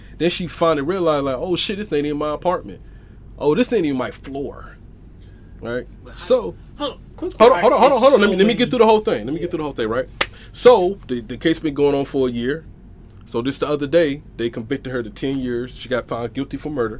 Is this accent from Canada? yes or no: no; the South, United States; we from the south